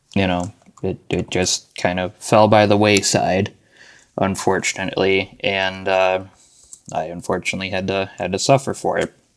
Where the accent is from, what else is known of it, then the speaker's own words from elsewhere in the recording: Arizona, United States; moved away; also born or lived in Buffalo, New York / Williamsville, New York; I was born in Buffalo, New York. Um, I lived in Williamsville, and I went to elementary school in Buffalo till about the middle of third grade, I want to say, and then uh, you know my family and I moved to Arizona.